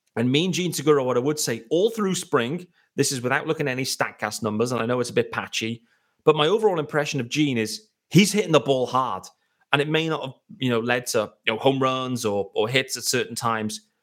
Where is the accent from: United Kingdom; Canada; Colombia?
United Kingdom; me, as a British guy